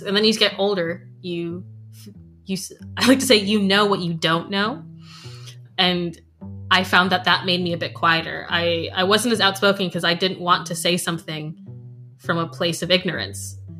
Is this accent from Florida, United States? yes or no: yes; Florida, United States; now in Scotland; when I was growing up in Florida, we always knew our neighbors' names